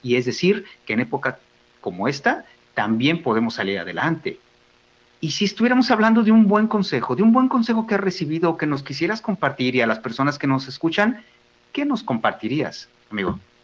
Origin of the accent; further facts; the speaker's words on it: Mexico; nos ayuda como familia, como personas, como mexicanos